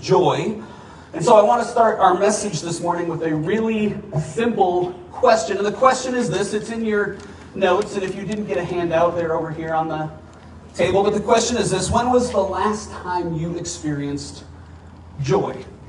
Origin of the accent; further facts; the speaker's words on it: Minnesota, United States; now in Arizona, United States; I grew up in Minnesota